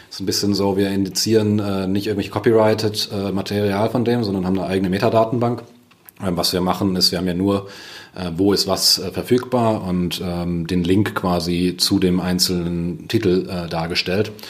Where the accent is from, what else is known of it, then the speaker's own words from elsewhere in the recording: Germany; sind Deutsche, wir mögen den Datenschutz.